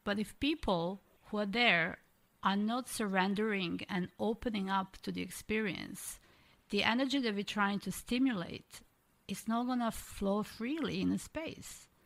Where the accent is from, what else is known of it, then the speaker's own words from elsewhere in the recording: Croatia; moved away; originally, obviously, I'm from Croatia